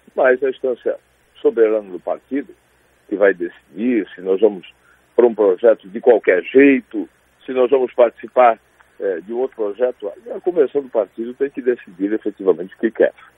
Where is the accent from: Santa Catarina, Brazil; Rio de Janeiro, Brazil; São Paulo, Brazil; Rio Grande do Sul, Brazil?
Santa Catarina, Brazil; para a gente é catarinense